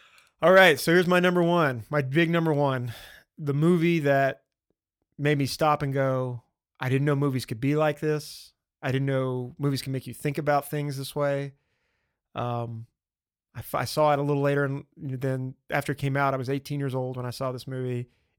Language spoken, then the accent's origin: English; the Bible Belt, United States; I grew up in the Bible Belt and I love that stuff.